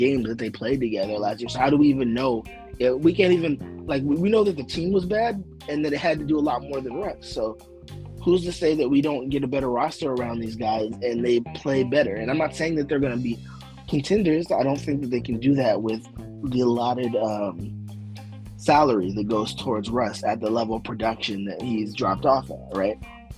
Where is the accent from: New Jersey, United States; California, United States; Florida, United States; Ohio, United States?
California, United States; San Diego; I am from San Diego. I live in San Diego